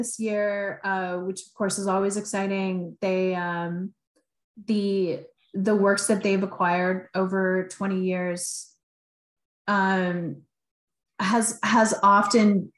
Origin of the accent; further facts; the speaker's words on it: Niagara, Ontario, Canada; now in Toronto, Canada; I grew up in Niagara